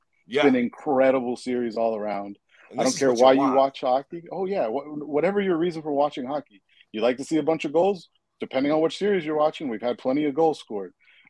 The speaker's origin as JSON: {"language": "English", "region": "South Florida", "country": "United States", "tie": "born or raised there", "also_born_or_lived": "Nashville, Tennessee / Tampa, Florida", "lives_now": "Central Florida, United States", "said": "I'm currently located in Central Florida, born and raised in South Florida. A couple of detours along the way before I got to Central Florida. I lived in Nashville for a period of time, lived in Tampa for a little while as a teenager."}